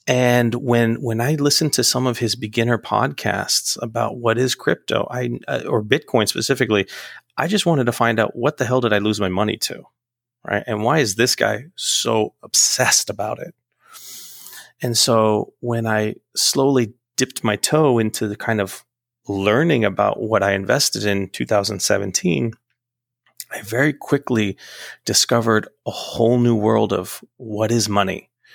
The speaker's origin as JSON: {"language": "English", "country": "United States", "tie": "born or raised there", "said": "I'm a United States American. I was born in the United States"}